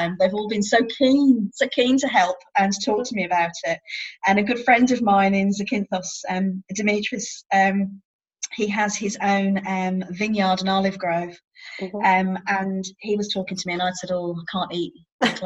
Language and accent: English; Exeter, South West England, United Kingdom; I actually run a vegan meetup group in my hometown. I think it's Exeter and Southwest vegan meetup group